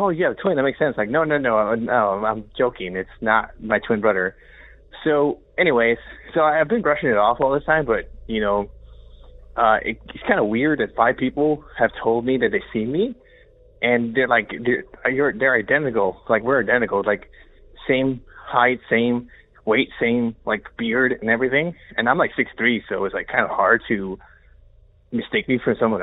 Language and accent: English; Chicago, Illinois, United States; moved away as an adult; also born or lived in Rockford, Illinois / New York City; I grew up in Chicago, and I lived there